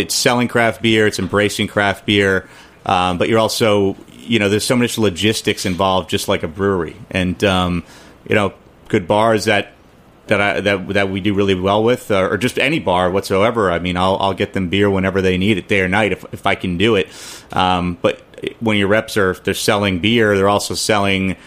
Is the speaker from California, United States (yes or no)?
yes; California, United States; now in New York City, United States; I grew up in California